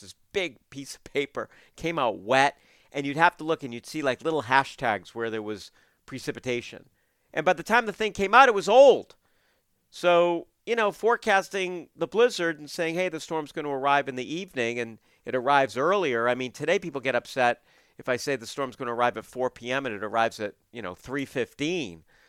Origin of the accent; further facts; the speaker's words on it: Portland, Maine, United States; now in southern New England, United States; I was growing up in Portland